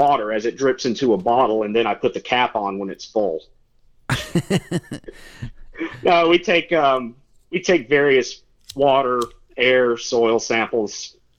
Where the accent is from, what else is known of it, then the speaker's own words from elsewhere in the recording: Old Fort, North Carolina, United States; I'm from a little town called Old Fort. It's about 40 minutes east of Asheville.